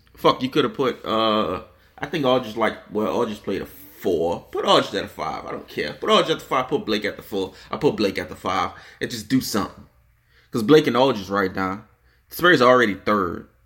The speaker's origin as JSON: {"language": "English", "town": "New Orleans", "region": "Louisiana", "country": "United States", "tie": "born or raised there", "said": "I'm from New Orleans, born and raised"}